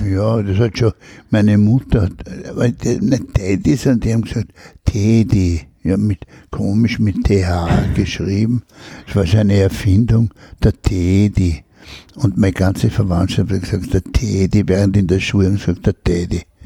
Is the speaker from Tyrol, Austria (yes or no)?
no; Vienna, Austria; also born or lived in Spital am Pyhrn, Upper Austria / Admont, Styria; man bleibt Wiener